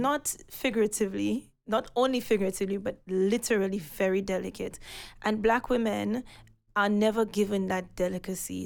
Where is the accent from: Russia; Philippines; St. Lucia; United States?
St. Lucia; now in London, United Kingdom; growing up in Senusha